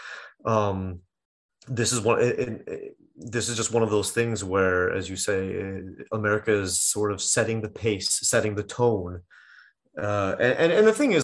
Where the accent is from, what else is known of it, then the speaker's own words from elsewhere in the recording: United States; moved away; I'm from the States